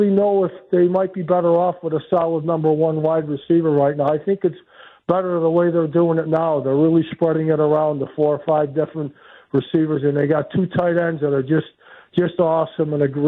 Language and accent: English; Milwaukee, Wisconsin, United States; I'm actually from Milwaukee. I'm driving a truck in Illinois right now on my way back to.